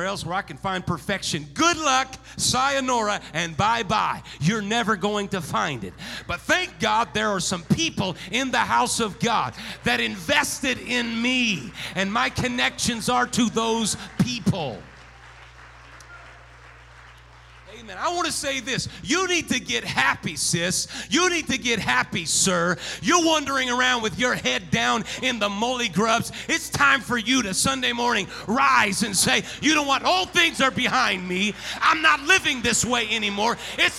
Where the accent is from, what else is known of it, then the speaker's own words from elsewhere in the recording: Santa Barbara, California, United States; also born or lived in Oregon / North Dakota; now in Bakersfield, United States; born and raised in Santa Barbara, California, lived there for a little bit.